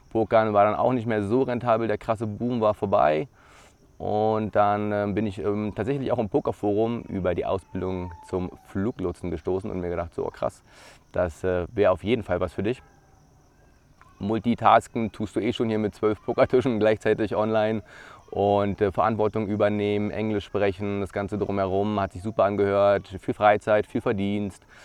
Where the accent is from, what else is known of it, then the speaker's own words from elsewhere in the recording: Brandenburg an der Havel, Brandenburg, Germany; Ich bin aufgewachsen in Brandenburg an der Havel. Das ist äh, eine Stunde ja, von Berlin entfernt, im Land Brandenburg.